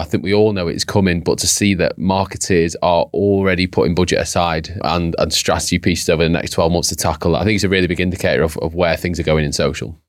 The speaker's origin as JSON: {"language": "English", "country": "United Kingdom", "said": "Brits are quite"}